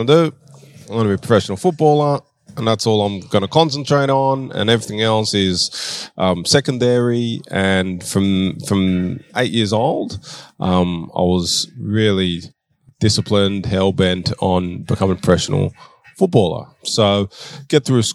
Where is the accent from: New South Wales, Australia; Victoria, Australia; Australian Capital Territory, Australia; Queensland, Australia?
New South Wales, Australia; Sydney; also born or lived in Washington, D.C., United States; now in Adelaide, Australia; All my schooling life, everything was in Sydney.